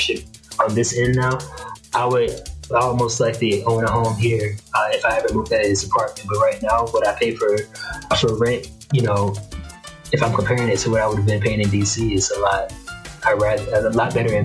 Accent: United States; moved away as an adult; now in Cali, Colombia; I'm a Black person living in Colombia, but like having a blue passport, being an American

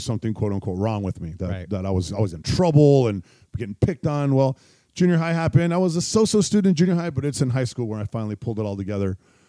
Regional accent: Ontario, California, United States; also born or lived in San Diego, California / Veracruz, Mexico / Baldwin Park, California; So I grew up in Ontario, California. After we lived in Mexico, my parents moved to L.A. again. And then we moved to Baldwin Park just for like, you know, just months at a time.

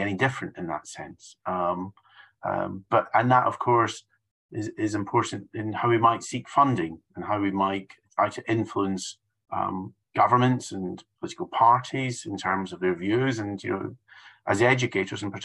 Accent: United Kingdom; I'm from the United Kingdom

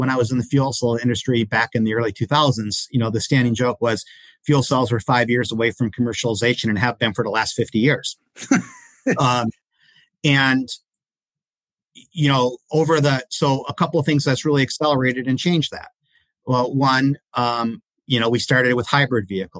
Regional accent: Detroit, Michigan, United States; I grew up in the Detroit area

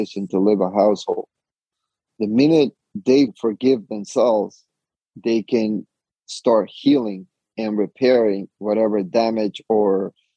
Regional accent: Honduras; moved away as an adult; also born or lived in New York, United States; now in Orlando, United States; I'm an immigrant from Honduras, moved to New York when I was about 18.

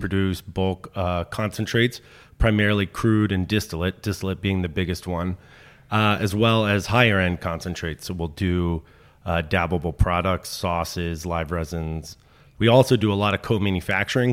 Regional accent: Washington, District of Columbia, United States; moved away as an adult; also born or lived in Philadelphia; I grew up in Mount Pleasant. And so I was in D C till I was seventeen.

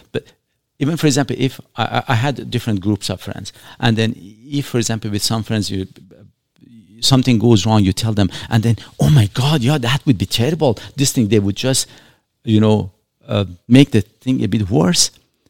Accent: Shiraz, Fars, Iran; And trust me, I did not come here for the weather. I'm coming from Shiraz in Iran. Beautiful, beautiful weather, like California, if not better, in all honesty.

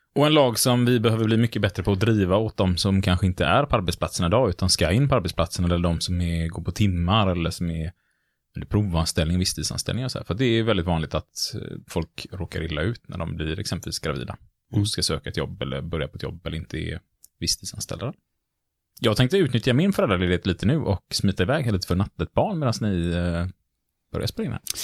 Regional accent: Gothenburg, Västra Götaland, Sweden; Vi är lite göteborgare vi nämligen.

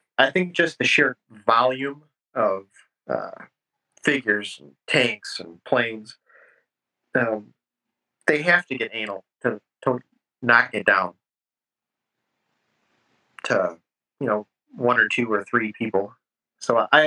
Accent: La Grange, Illinois, United States; also born or lived in Downers Grove, Illinois; I grew up in LaGrange, Illinois, which is western suburbs of Chicago

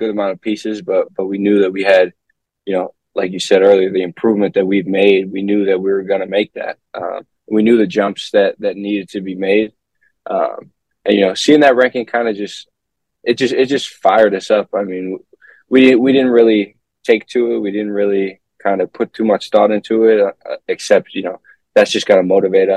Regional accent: Rhode Island, United States; moved away as an adult; now in Milwaukee, United States; I'm from Rhode Island.

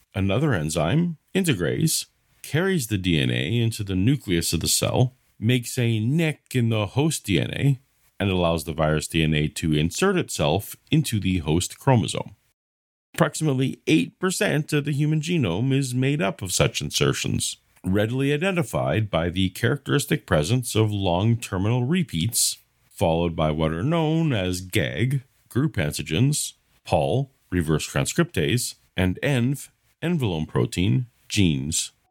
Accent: Canada; I'm Canadian

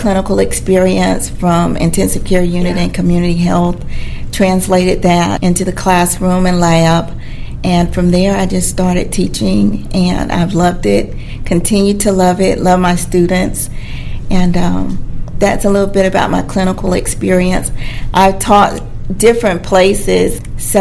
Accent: Dothan, Alabama, United States; I'm from Dothan, Alabama

